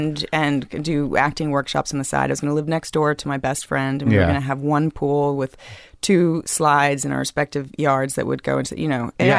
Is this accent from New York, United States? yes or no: yes; New York City, New York, United States; I come from Crosby Street. I grew up in...